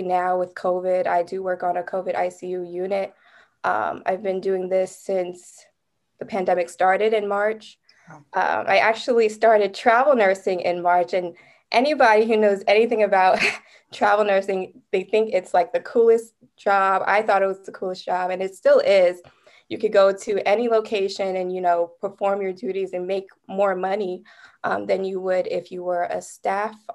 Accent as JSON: {"language": "English", "region": "New Jersey", "country": "United States", "said": "I'm from the New Jersey area"}